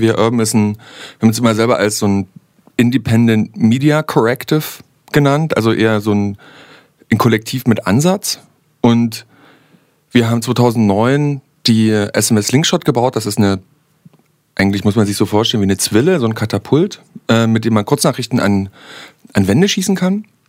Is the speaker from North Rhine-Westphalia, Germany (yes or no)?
no; Saxony, Germany; accent: Sächsisch